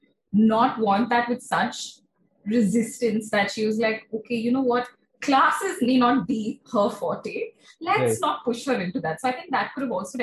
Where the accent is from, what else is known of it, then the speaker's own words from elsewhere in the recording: Kolkata, West Bengal, India; also born or lived in Shahapur; growing up in Kolkata